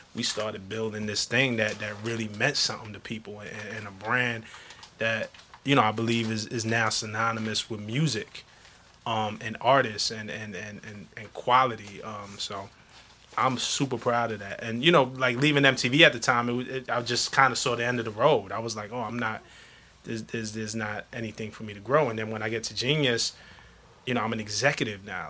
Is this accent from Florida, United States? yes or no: no; New York City, New York, United States; I come from Flatbush, Brooklyn